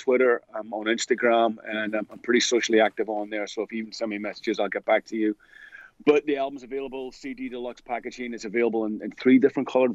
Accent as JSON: {"language": "English", "town": "Belfast", "region": "Northern Ireland", "country": "United Kingdom", "said": "I'm originally from Belfast in Northern Ireland."}